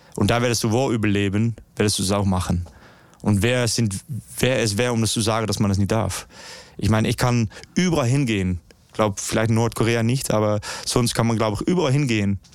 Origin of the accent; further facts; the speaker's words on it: Netherlands; German is a second language; ich komme aus Holland, wir, wir wohnen unter Meereslevel